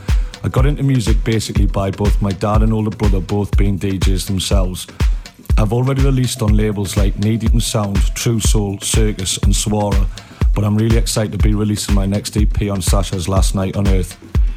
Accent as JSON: {"language": "English", "town": "Newcastle upon Tyne", "region": "North East England", "country": "United Kingdom", "said": "I'm from Newcastle upon Tyne."}